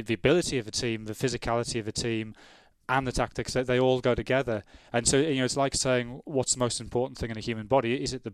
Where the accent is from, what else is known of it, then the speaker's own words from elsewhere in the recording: Sunderland, North East England, United Kingdom; I'm from Sunderland, I've got no connection to Merseyside.